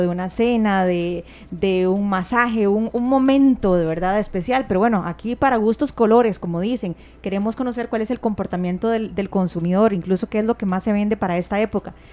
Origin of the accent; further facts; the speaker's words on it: Costa Rica; cómo somos los ticos